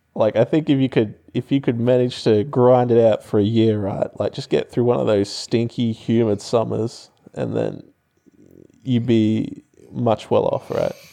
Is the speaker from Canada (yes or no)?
no; Townsville, Queensland, Australia; moved away; I'm from Townsville